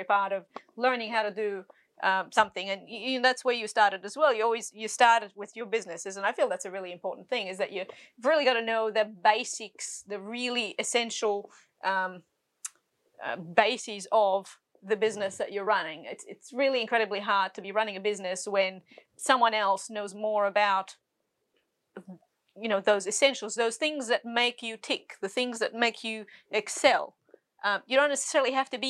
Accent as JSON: {"language": "English", "country": "Egypt", "tie": "born or raised there", "also_born_or_lived": "Sydney, Australia", "moved": "yes", "lives_now": "Australia", "said": "I was born in Egypt"}